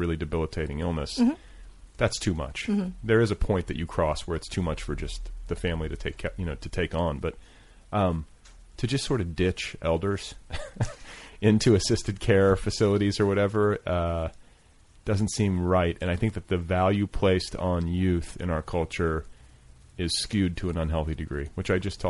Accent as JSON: {"language": "English", "town": "Milwaukee", "region": "Wisconsin", "country": "United States", "tie": "born or raised there", "said": "I grew up in Milwaukee"}